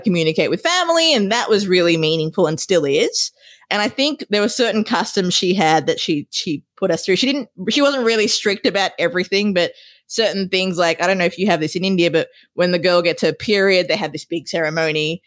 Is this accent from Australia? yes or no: yes; Australia; moved away as an adult; also born or lived in Sri Lanka; now in United States; raised and educated in Australia